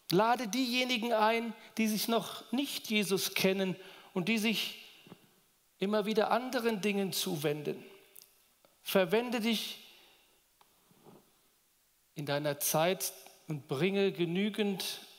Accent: Duderstadt, Lower Saxony, Germany; now in Roth, Germany; ich komme aus Roth, bin ein Zugereister aus Niedersachsen, Duderstadt bei Göttingen.

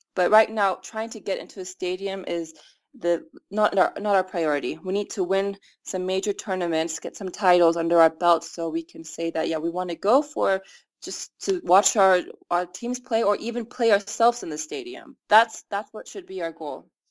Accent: United States; moved away as an adult; now in Iran; I'm the American Iranian soccer player

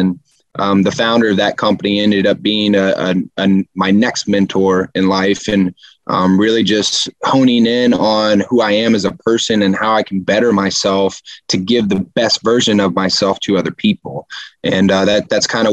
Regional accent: Houston, Texas, United States; I'm from Houston

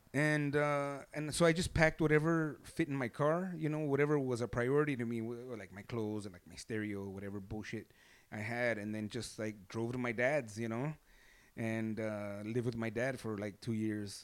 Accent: Los Angeles, California, United States; L A, born and raised in East L

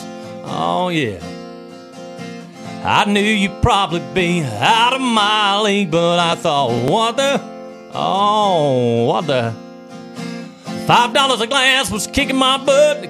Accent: Lumber City, Georgia, United States; South Georgia, Lumber City, yeah. All my life, yeah. And it'll always be home

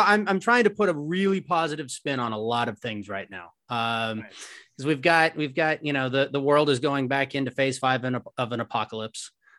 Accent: Cuthbert, Georgia, United States; also born or lived in Oakland, California; I'm originally from Oakland, California, and my parents wanted to find a small town, kind of like a Mayberry situation. And so my very eccentric parents moved to a town called Cuthbert, Georgia, which is 2,500 people in a peanut field

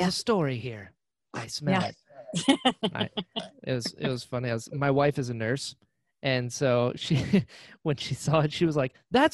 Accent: Florida, United States; also born or lived in North Carolina; I grew up in Florida. I'm from North Carolina. I moved down here when I was like six. So I grew up here.

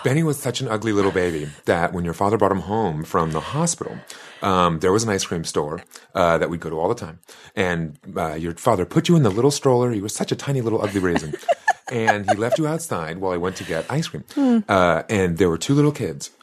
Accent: Boston, Massachusetts, United States; I grew up in the South End of Boston

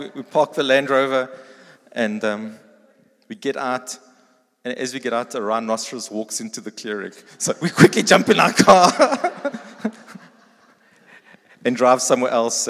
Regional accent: East Rand, Gauteng, South Africa; I grew up on the East Rand.

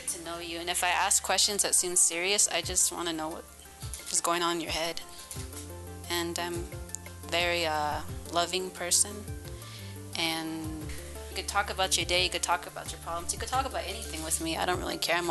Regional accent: Albuquerque, New Mexico, United States; also born or lived in Torreon, New Mexico; I'm from Albuquerque originally. I'm from Torreon

